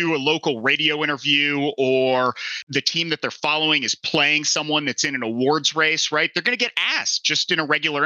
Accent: Houston, Texas, United States; I'm from Houston originally

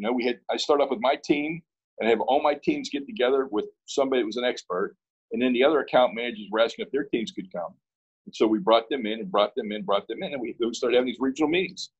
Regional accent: Pittsburgh, Pennsylvania, United States; moved away; I'm from Pittsburgh.

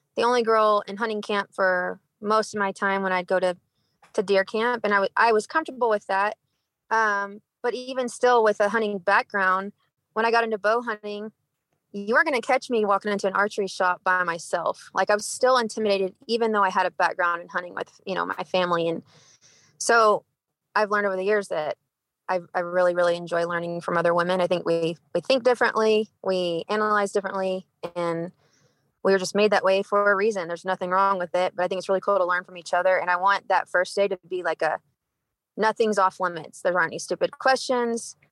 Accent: Texas, United States; moved away as an adult; now in Cedar City, United States; born and raised in Texas

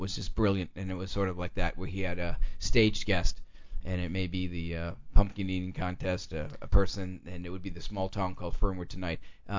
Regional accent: Milwaukee, Wisconsin, United States; moved away; they used to play in Milwaukee where I'm from

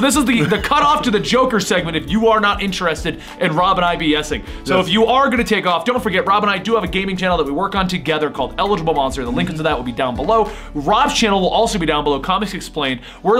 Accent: Canada; I'm French Canadian.

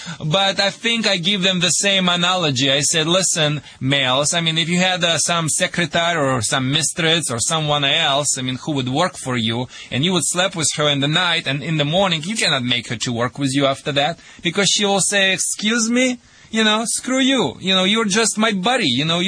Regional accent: Michigan, United States; accent: Michigan; Sorry for my Michigan accent, and thank you for translation, Hill.

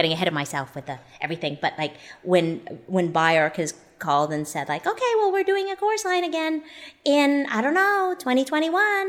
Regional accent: Canada; moved away; I'm originally from Canada

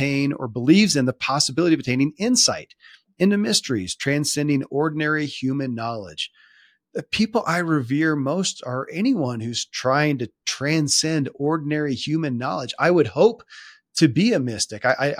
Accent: the South, United States; So I grew up in the Bible Belt of the South, and in a pretty staunch confinement of Christianity as a religion.

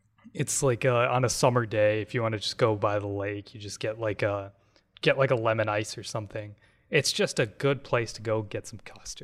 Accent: Port Washington, Wisconsin, United States; I'm from, like, I grew up in Port Washington, Wisconsin.

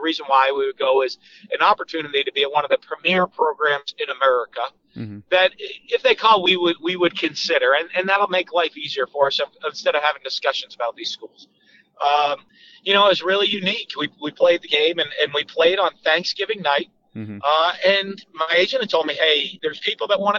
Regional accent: Manchester, New Hampshire, United States; moved away as an adult; also born or lived in Drexel Hill, Pennsylvania / Londonderry, New Hampshire / Utah / Starkville, Mississippi; I grew up in Manchester, New Hampshire

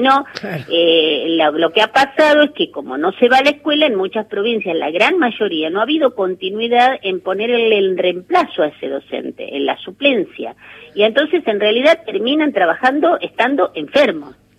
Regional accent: La Pampa, Argentina; soy de La Pampa

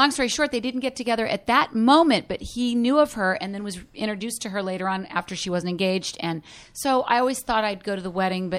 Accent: Oregon, United States; now in Los Angeles, United States; I grew up in Oregon.

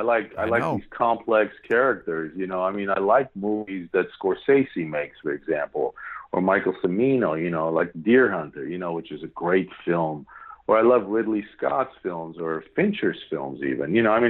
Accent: Yerevan, Armenia; They're visiting our homeland, which, you know, from where I'm at, you know, I came from Hayastan, Yerevan, Armenia.

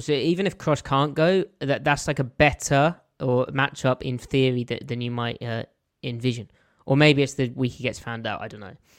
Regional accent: south of England, United Kingdom; accent: English; I am not a Geordie. I, I'm from the south of England.

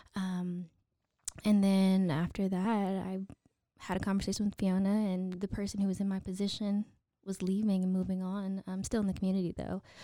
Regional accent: Waco, Texas, United States; also born or lived in Chicago / Baton Rouge; we moved here when I was five and did all my schooling in Waco I S D

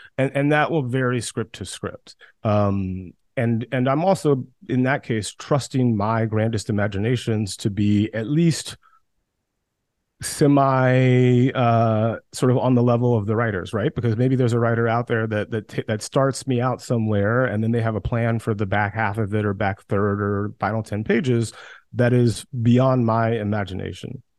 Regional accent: West Central Georgia, United States; also born or lived in New York; now in Los Angeles, United States; I grew up in West Central Georgia

